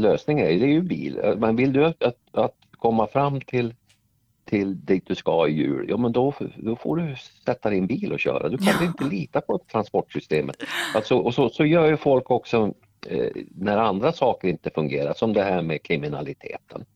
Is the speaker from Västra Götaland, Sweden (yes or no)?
no; Norrsundet, Gävleborg County, Sweden; moved away; jag jobbade på fabriken hemma i Norrsundet